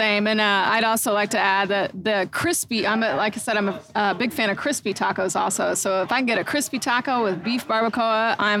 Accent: Midwest, United States; we're from the Midwest.

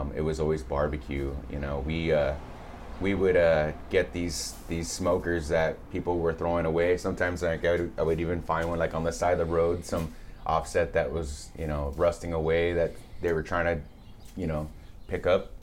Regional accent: Whittier, California, United States; born or raised there; also born or lived in Santa Ana, California / Montebello, California / Pico Rivera, California

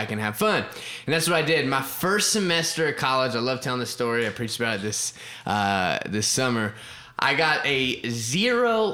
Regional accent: Florida, United States; also born or lived in Ohio; now in Oklahoma, United States; I grew up in Florida, and my dad was a pastor, and so I grew up in Florida. I spent a little bit of time living in Ohio when I was a kid

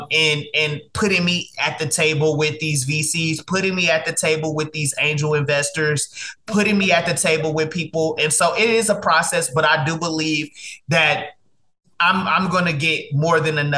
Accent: Dallas, Texas, United States; also born or lived in Mobile, Alabama; Yes, I was born in Mobile, Alabama. Um, I was raised um, in Dallas, Texas.

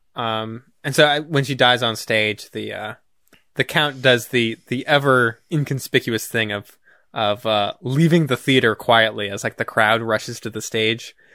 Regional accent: United States; as an American

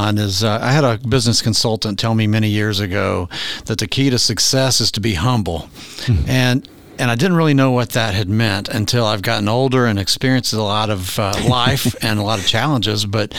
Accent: Kentucky, United States; also born or lived in Cincinnati; now in Owensboro, United States; I came from Northern Kentucky and Cincinnati area and spent most of my career in the hospitality tourism industry.

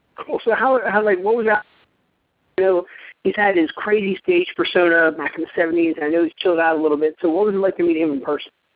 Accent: Pittsburgh, Pennsylvania, United States; I was a kid growing up in the Pittsburgh area. I, I grew up outside of Pittsburgh I went to Mars

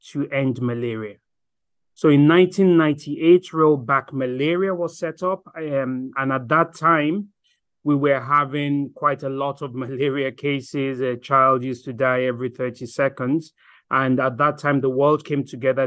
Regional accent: Nigeria; moved away as an adult; also born or lived in Germany / Ireland / South Africa / South Sudan; now in Geneva, Switzerland; I am a Nigerian, studied in Germany, studied in Ireland, lived in Nigeria, practiced in Nigeria

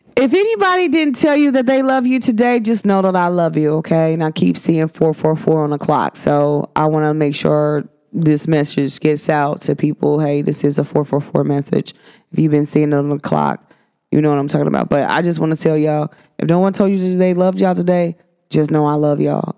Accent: United States; even as an American

